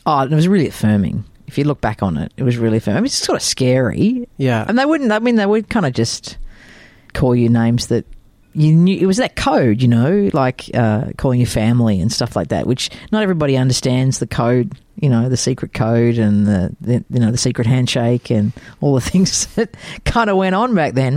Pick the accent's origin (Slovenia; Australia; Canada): Australia; Melbourne, Victoria; I actually grew up in Waverley, so in, in Melbourne